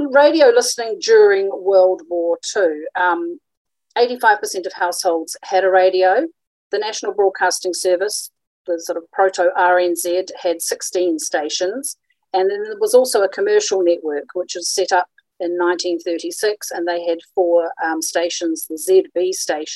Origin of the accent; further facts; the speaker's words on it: Christchurch, Canterbury, New Zealand; coming to you from Ōtautahi, Christchurch, which is my hometown